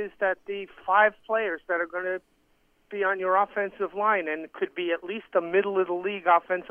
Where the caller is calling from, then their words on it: Staten Island, New York, United States; from Staten Island.